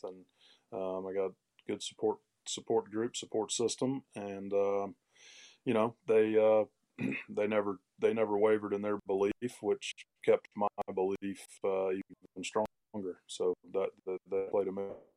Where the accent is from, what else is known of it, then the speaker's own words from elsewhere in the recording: Greenville, South Carolina, United States; literally cleaning toilets and textile mills around my hometown, Greenville, South Carolina